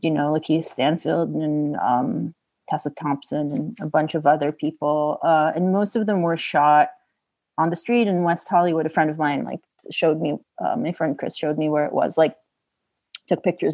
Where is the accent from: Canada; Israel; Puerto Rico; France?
Israel; moved away; I'm from Israel